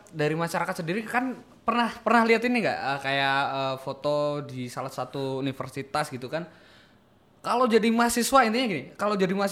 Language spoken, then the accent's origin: Indonesian; Magelang, Central Java, Indonesia; Aku berangkat dari uh, asalku Magelang gitu, lereng Merapi 7 km dari puncak Merapi pada waktu itu.